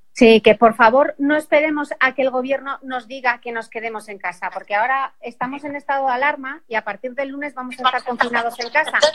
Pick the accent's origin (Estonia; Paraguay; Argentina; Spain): Spain; Asturias; yo soy asturiana